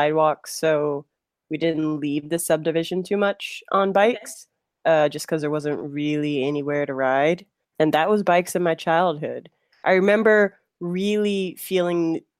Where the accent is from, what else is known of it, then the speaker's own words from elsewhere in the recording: Detroit, Michigan, United States; now in Chicago, United States; in Detroit. So I'm originally from Detroit, suburbs of Detroit